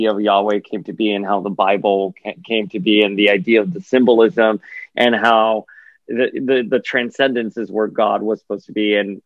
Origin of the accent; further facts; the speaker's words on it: Miami, Florida, United States; I'm Cubano, and I grew up here in Miami